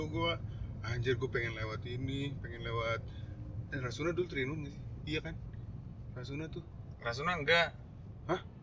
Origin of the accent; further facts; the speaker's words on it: Depok, West Java, Indonesia; dari kan gue dari Depok kan